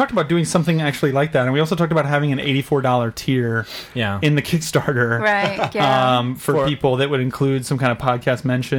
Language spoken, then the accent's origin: English; Texas, United States; I'm from Texas.